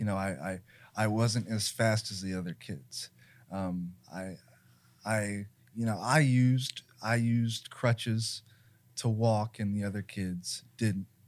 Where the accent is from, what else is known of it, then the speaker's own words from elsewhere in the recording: Columbus, Ohio, United States; I was born in Mount Carmel, but I went back and forth between nationwide children's and Mount Carmel